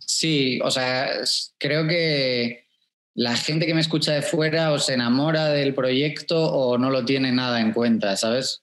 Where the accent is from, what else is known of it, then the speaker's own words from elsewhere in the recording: Spain; en España pronunciamos mucho la Z y pronunciamos mucho la J